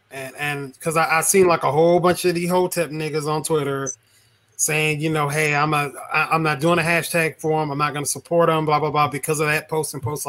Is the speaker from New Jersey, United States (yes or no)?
no; Mississippi, United States; I'm from Mississippi. I experienced racism, a lot of it.